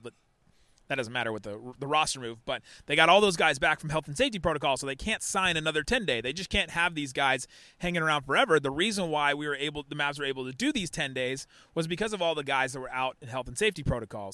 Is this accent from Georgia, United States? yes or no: no; Cincinnati, Ohio, United States; now in Dallas, United States; I grew up in Cincinnati